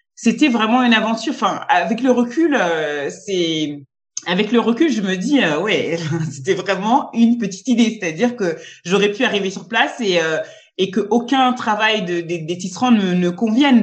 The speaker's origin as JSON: {"language": "French", "country": "France", "also_born_or_lived": "Côte d'Ivoire", "said": "je suis française et ivoirienne et je vis, euh, je, je, vis en France, mais je travaille au Luxembourg."}